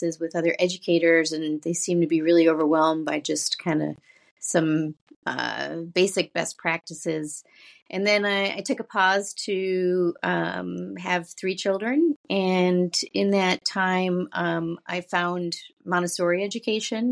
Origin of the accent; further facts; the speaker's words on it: Buffalo, New York, United States; moved away as an adult; also born or lived in Syracuse, New York; now in Baltimore, United States; I grew up just outside of Buffalo, a small suburb, basically white Christian suburb